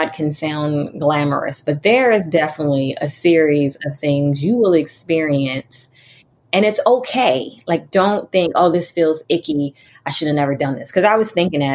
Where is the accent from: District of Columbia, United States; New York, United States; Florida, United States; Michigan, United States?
District of Columbia, United States; Washington; moved away; I'm from Washington, D.C.